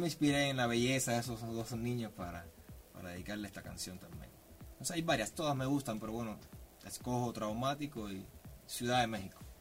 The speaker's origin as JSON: {"language": "Spanish", "country": "Cuba", "said": "Yo soy cubano, soy de un pueblo de Cuba muy pequeño, pueblo de campo"}